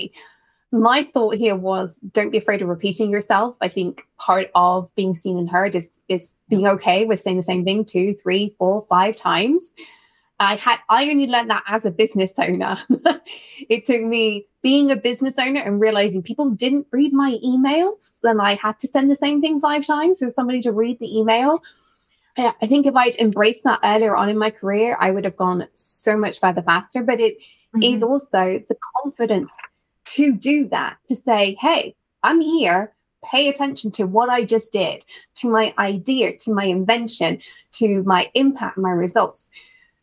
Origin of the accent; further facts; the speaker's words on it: United Kingdom; as a Brit